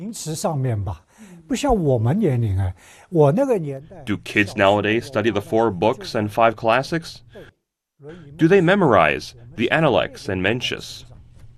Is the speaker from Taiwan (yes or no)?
yes; Taiwan; moved away as an adult; now in Shanghai, China; I was born in Shanghai and moved to Taiwan when I was 8 years old